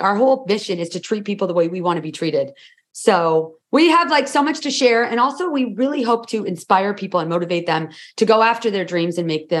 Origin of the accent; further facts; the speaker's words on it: Toronto, Ontario, Canada; Sure. We are identical twins from Toronto.